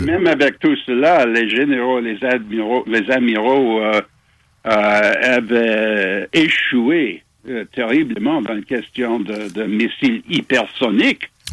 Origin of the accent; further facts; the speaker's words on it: Montreal, Quebec, Canada; also born or lived in England; now in Toronto, Canada; né à Montréal. Je suis dans mon cœur, je suis toujours québécois.